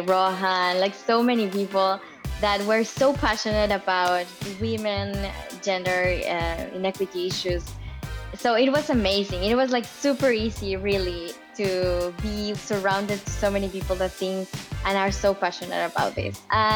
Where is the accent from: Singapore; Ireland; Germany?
Germany; born there; moved away; also born or lived in Japan / Mexico / Australia; I was born in Germany. Then we went to Japan to live for a while, then Mexico, Australia, and then here.